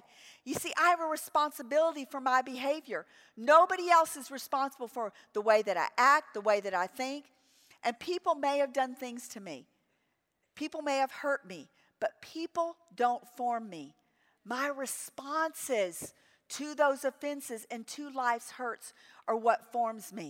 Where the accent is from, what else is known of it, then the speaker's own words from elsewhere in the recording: New Orleans, Louisiana, United States; I grew up in New Orleans